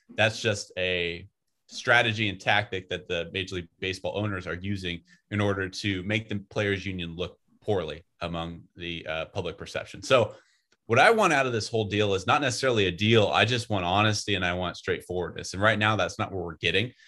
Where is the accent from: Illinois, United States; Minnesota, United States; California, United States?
California, United States; Northern; I grew up in Northern California